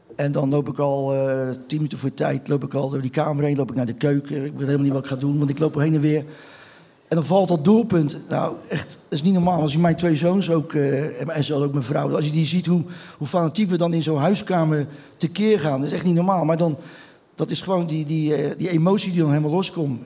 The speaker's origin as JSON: {"language": "Dutch", "town": "Rotterdam", "region": "South Holland", "country": "Netherlands", "tie": "born or raised there", "said": "ik ben geboren op Bloemhof. Dat is eh, tien minuten, vijf minuten van, van het stadion vandaan"}